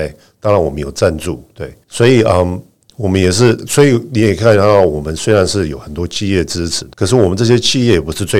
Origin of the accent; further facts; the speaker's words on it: Zhonghe, New Taipei, Taiwan; 我在呃中和长大，我的感情是中和啊，对不对？